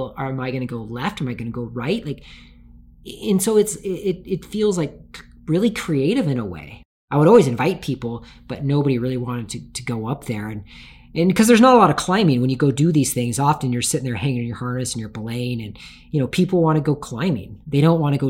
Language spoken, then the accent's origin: English; Tacoma, Washington, United States; I grew up in Tacoma, Washington.